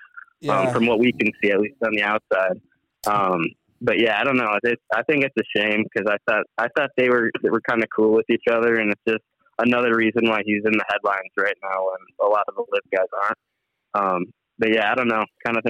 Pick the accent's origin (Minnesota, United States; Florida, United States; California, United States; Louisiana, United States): Minnesota, United States; Minneapolis; I am from Minneapolis, basically, where the Ryder Cup was played in 2016.